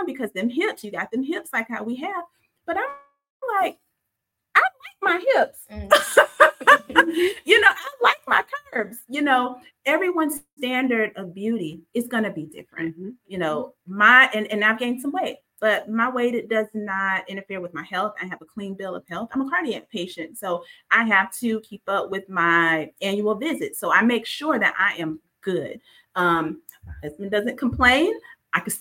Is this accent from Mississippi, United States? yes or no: yes; Mississippi, United States; I grew up in Mississippi